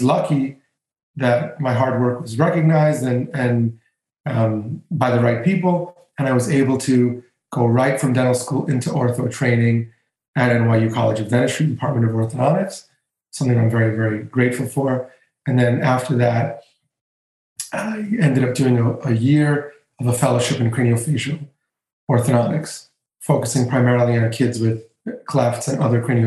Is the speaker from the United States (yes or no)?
no; Greece; moved away; in my home country, in Greece